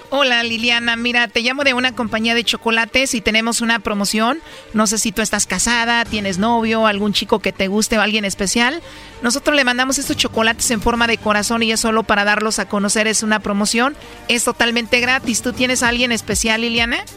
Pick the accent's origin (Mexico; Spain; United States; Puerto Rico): Mexico; Los Altos de Jalisco; yo soy de los altos de Jalisco